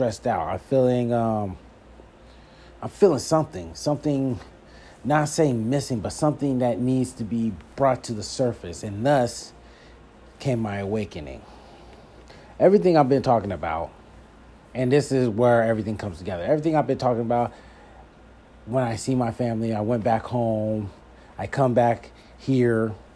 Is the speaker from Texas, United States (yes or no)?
no; Philadelphia, Pennsylvania, United States; moved away; I'm from Philadelphia and it was good to be back east. I felt at home